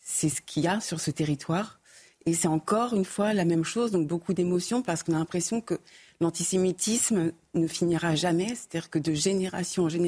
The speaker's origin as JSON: {"language": "French", "country": "France", "said": "avec tous les liens qu'on peut avoir en tant que Français euh, juif"}